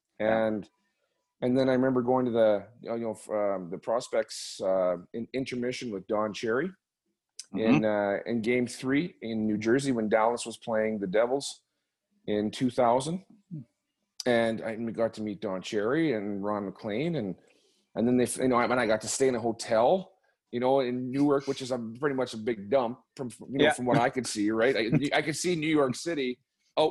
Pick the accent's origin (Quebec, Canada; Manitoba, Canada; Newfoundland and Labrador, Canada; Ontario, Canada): Manitoba, Canada; Winkler; the Winkler Flyers in my hometown in Manitoba Junior Hockey League